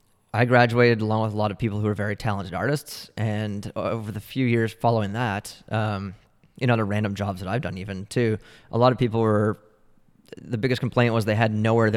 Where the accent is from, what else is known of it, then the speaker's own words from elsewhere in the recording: Oakville, Ontario, Canada; Me? No, Oakville.